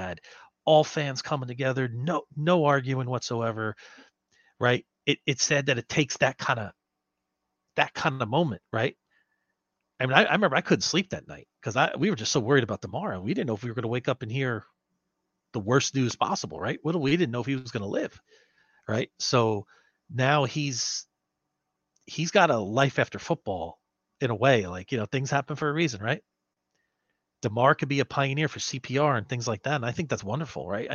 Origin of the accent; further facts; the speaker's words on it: New Jersey, United States; now in California, United States; We're both from Jersey